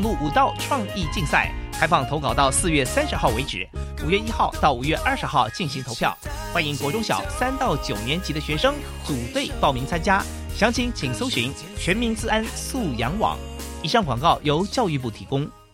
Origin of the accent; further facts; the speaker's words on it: Taitung, Taitung County, Taiwan; 我是来自台东的